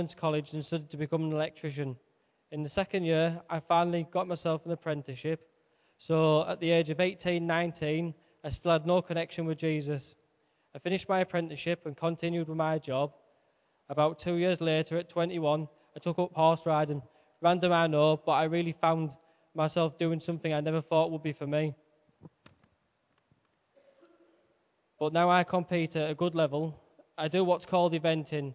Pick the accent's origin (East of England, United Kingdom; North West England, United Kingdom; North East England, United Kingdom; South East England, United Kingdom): North East England, United Kingdom; Skelton; moved away as an adult; now in Guisborough, United Kingdom; I live in Gisborough, but I'm originally from Skelton. I was brought up in a non-church background by my mum and my gran